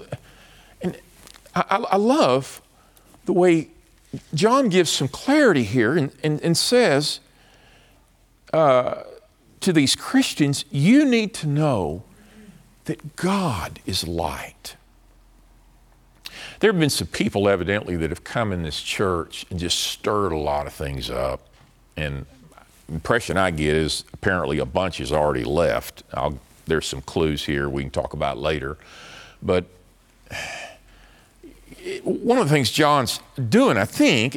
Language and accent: English; Dallas, Texas, United States; I'm from Dallas, but so Dallas is familiar to me